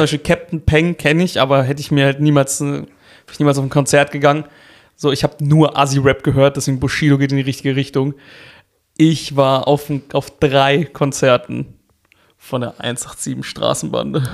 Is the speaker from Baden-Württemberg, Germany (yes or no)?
yes; Karlsruhe, Baden-Württemberg, Germany; ich bin ja in Karlsruhe aufgewachsen